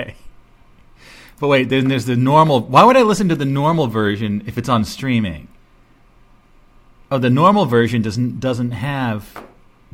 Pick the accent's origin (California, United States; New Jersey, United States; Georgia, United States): New Jersey, United States; my home state of New Jersey here